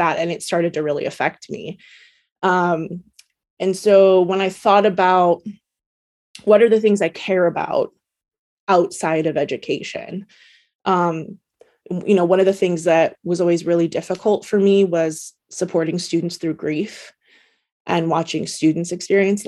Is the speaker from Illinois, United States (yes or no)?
no; Oregon, United States; I born and raised in Oregon